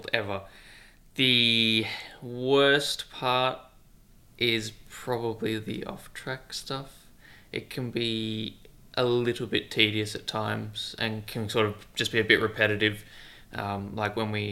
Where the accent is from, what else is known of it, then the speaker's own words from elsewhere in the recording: Australia; being Australian